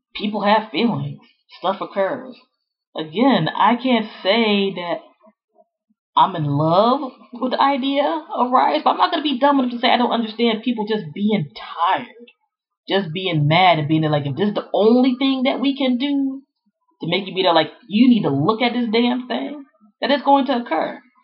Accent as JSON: {"language": "English", "area": "Prince George's County", "region": "Maryland", "country": "United States", "tie": "born or raised there", "said": "Growing up in the Prince George's County, Maryland area back in the 80s and 90s"}